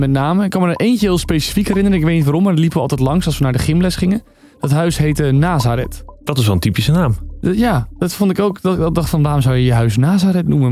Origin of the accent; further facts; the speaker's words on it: Kruiningen, Zeeland, Netherlands; op het dorp waar ik dan vandaan kom, Kruiningen